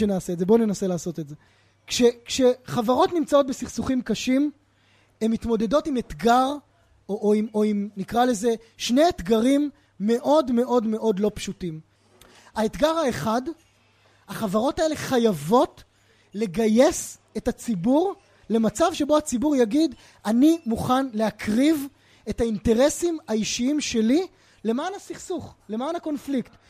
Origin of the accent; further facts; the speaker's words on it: Israel; בתוך הזירה הישראלית, בתוך הקשר של חברה שגם אני מגיע ממנה